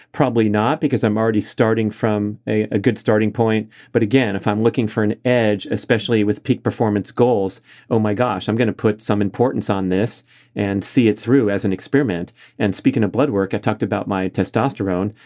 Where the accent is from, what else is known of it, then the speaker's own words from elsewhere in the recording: Los Angeles, California, United States; my hometown of Los Angeles